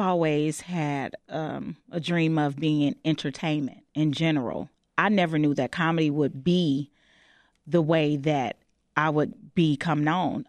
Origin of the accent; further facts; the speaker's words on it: Chicago, Illinois, United States; I'm born and raised on the West Side of Chicago